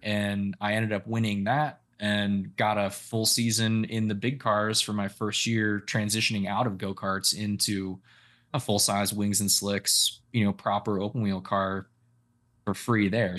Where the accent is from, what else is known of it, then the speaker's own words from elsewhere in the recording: Sausalito, California, United States; Northern California, so I grew up in the Bay Area.